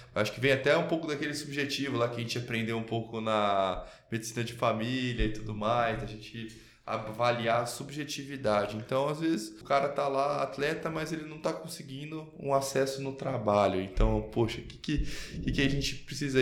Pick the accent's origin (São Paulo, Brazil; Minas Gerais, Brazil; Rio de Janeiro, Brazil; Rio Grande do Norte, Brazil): São Paulo, Brazil; São Carlos; eu sou lá de São Carlos, minha família